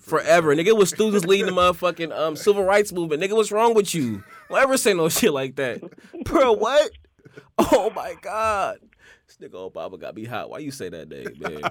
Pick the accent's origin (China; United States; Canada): United States; Oakland, California; I grew up in Oakland